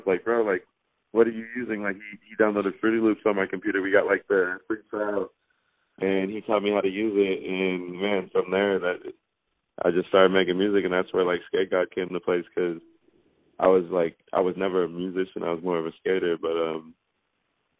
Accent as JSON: {"language": "English", "town": "Anchorage", "region": "Alaska", "country": "United States", "tie": "born or raised there", "said": "I grew up skateboarding in Anchorage."}